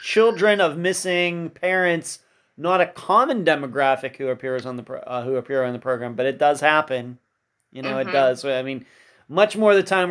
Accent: Leechburg, Pennsylvania, United States; moved away as an adult; I'm from Leechburg. I went to Leechburg High School

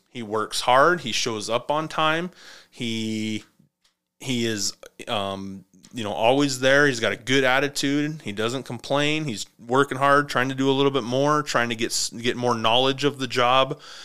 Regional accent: United States

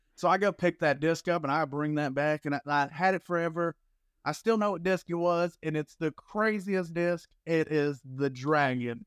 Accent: Alabama, United States; now in Florida, United States; I'm from Alabama

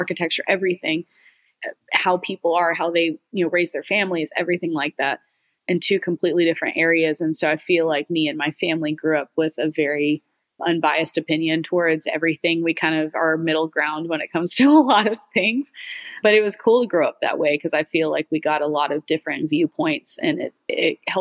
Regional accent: Houston, Texas, United States; also born or lived in Santa Barbara; we grew up in Atascocito, which is kind of between Humble and Kingwood. It's the suburban area in Houston.

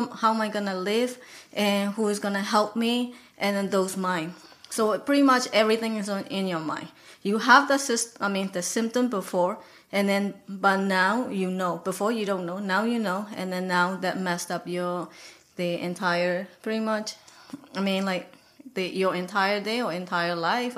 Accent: Myanmar; moved away as an adult; now in United States; I'm from Burma

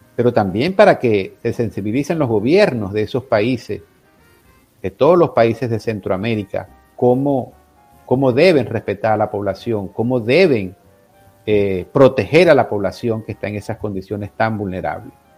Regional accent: Venezuela; moved away; en mi país

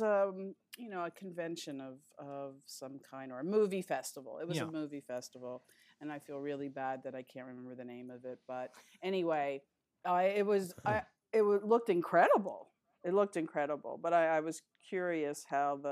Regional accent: Philadelphia, Pennsylvania, United States; moved away as an adult; also born or lived in New York City; now in Los Angeles, United States; I was born in New York, but I was pretty much raised in Philadelphia

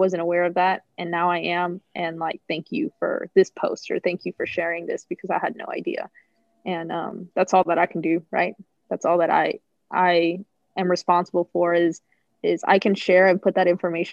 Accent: Southern Louisiana, United States; moved away; I grew up in Southern Louisiana.

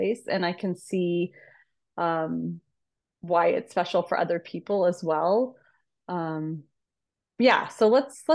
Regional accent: Phoenix, Arizona, United States; moved away; I was born in Phoenix

